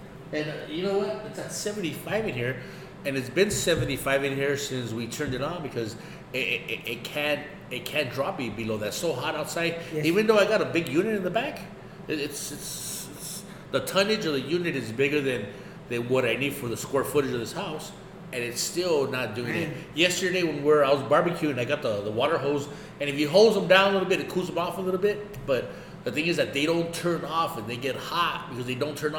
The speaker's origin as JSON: {"language": "English", "town": "Los Angeles", "region": "California", "country": "United States", "tie": "born or raised there", "said": "growing up in East"}